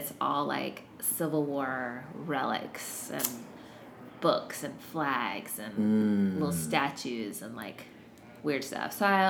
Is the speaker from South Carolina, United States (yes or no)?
yes; South Carolina, United States; moved away as an adult; now in Seattle, United States; So, raised in South Carolina, lived there until I graduated from college at 22